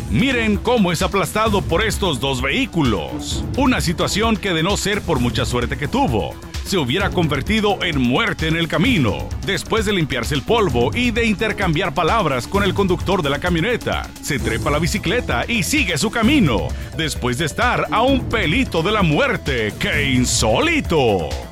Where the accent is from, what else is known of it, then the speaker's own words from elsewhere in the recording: Peru; now in Miami, United States; soy peruano